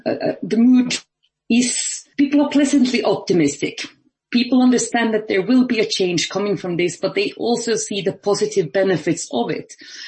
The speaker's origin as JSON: {"language": "English", "country": "Finland", "moved": "as an adult", "lives_now": "Ireland", "said": "So I'm normally based in Ireland, but I actually got locked in my home country of Finland."}